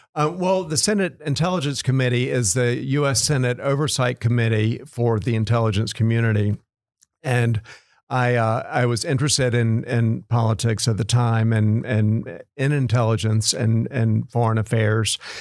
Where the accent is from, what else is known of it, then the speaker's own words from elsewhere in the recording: Clinton, North Carolina, United States; now in Fort Worth, United States; I feel very much at home in Fort Worth, having grown up in North Carolina.